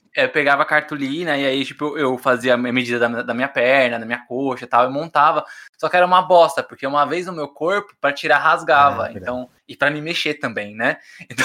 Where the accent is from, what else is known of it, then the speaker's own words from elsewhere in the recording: São Paulo, Brazil; eu morei a vida inteira na Brasilândia